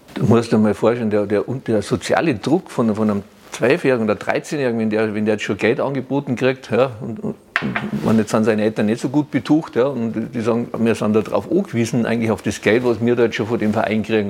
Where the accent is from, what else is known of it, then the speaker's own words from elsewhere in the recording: Germany; bei uns in Deutschland